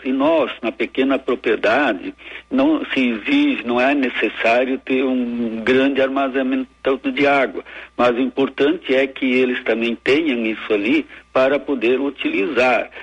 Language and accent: Portuguese; Santa Cruz do Sul, Rio Grande do Sul, Brazil; Eu, na verdade, sou natural de Santa Cruz do Sul